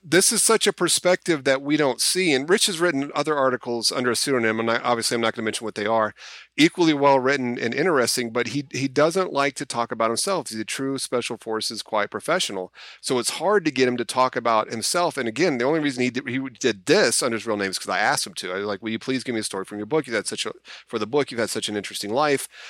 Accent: United States; As an American

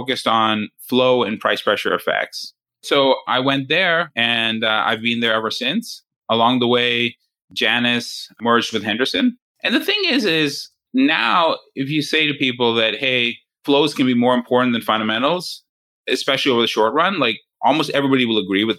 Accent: Canada; I grew up in Canada

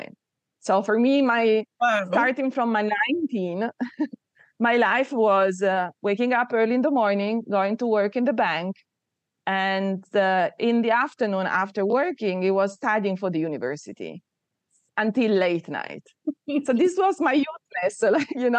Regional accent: Turin, Piedmont, Italy; also born or lived in southern Italy (family); I was born in Torino, which is north of Italy. My family are from the south of Italy.

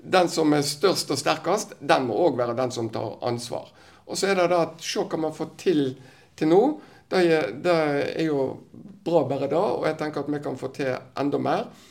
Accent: Western Norway, Vestland, Norway; vi som vestlendinger

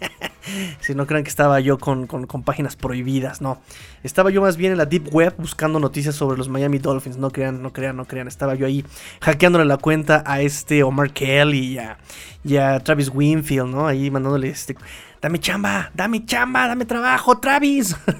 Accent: Mexico City, Mexico; accent: chilango; chilango se le dice a los que somos oriundos de aquí, de la Ciudad de México

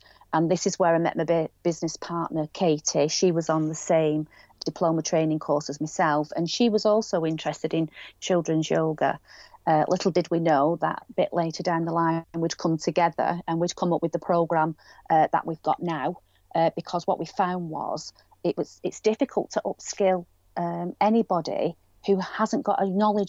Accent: Greater Manchester area, or Lancashire, North West England, United Kingdom; accent: northwest; we are based in the northwest, Greater Manchester area, or Lancashire. You can probably tell by my accent

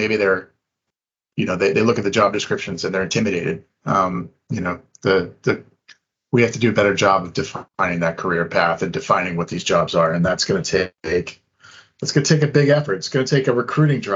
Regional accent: Boston, Massachusetts, United States; I grew up in the Boston area

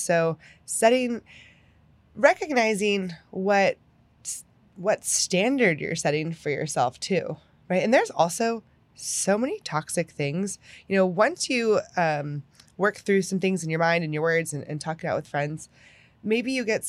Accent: Pennsylvania, United States; moved away; I'm from Pennsylvania.

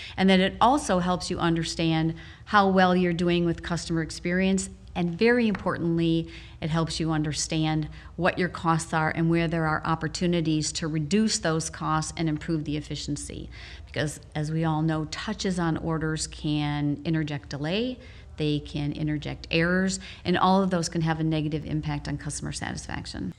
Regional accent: Wisconsin, United States; moved away; also born or lived in Naperville, Illinois; back in my home state

